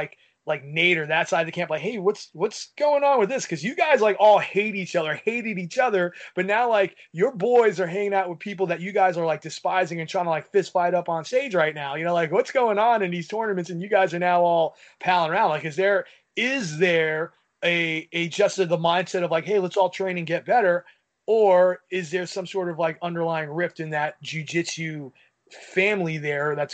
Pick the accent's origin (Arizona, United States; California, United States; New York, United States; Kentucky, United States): New York, United States; I'm a New Yorker through and through